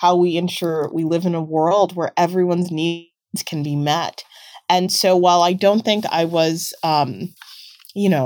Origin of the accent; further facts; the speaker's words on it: United States; growing up in the United States